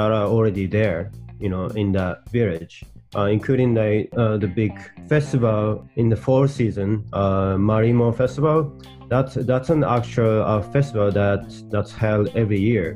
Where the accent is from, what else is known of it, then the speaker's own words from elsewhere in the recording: Hokkaido, Japan; moved away as an adult; also born or lived in United States; I was born and raised in Hokkaido